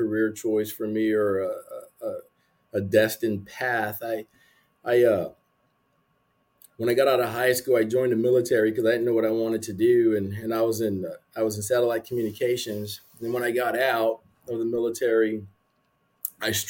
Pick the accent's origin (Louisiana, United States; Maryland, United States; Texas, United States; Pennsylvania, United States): Texas, United States; San Antonio; also born or lived in Arizona; I'm from San Antonio.